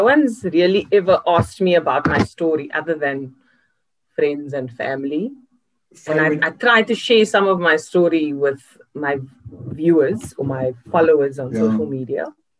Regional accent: Cape Town, Western Cape, South Africa; I grew up in one house my entire life, which was my grandmother's house and now my mother's house in Lansdowne.

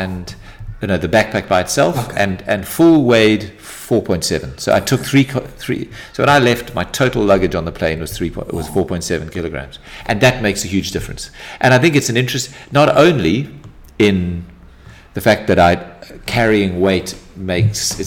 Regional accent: Durban, KwaZulu-Natal, South Africa; I grew up in Durban

